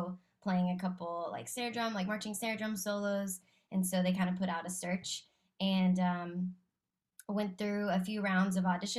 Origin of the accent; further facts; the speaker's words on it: Texas, United States; I grew up in Texas